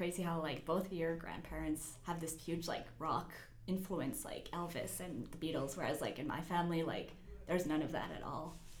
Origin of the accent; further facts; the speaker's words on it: Winnipeg, Manitoba, Canada; I grew up in Winnipeg, and I guess a lot of my family moved away